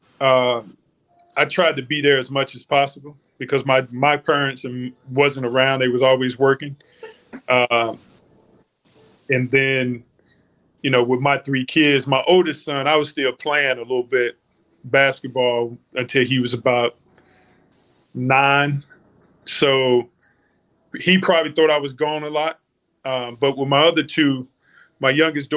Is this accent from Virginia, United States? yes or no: yes; Roanoke, Virginia, United States; moved away as an adult; also born or lived in North Carolina / Los Angeles / New Orleans; I was brought up in Roanoke, Virginia. Man, small town, western part of Virginia